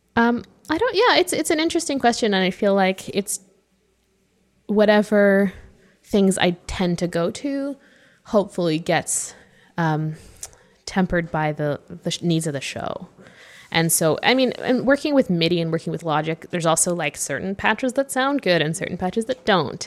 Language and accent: English; Vancouver, British Columbia, Canada; I'm from Vancouver